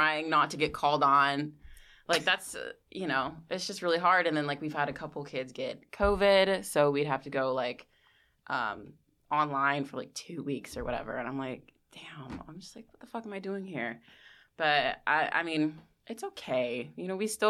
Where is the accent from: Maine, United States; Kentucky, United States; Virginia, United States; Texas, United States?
Virginia, United States; near Washington D.C.; moved away as an adult; now in New York City, United States; I am from Virginia, so I just say I'm from D.C. because it's like where I'm from is like 20 minutes from D.C.